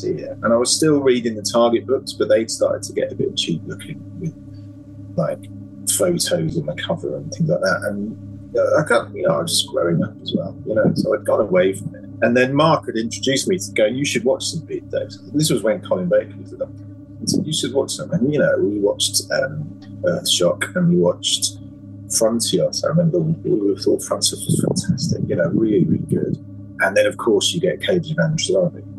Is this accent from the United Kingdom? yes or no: yes; Alton, South East England, United Kingdom; Sarah Sutton's from my hometown, I read, of Alton